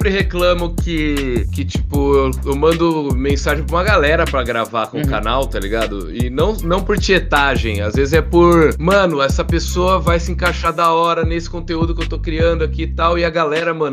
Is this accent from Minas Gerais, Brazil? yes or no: no; Jaú, São Paulo, Brazil; Eu sou de Jaú, interior de São Paulo.